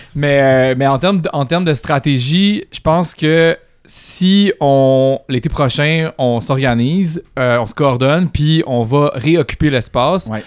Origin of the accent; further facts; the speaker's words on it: Quebec, Canada; je suis blanc, je suis québécois, je suis francophone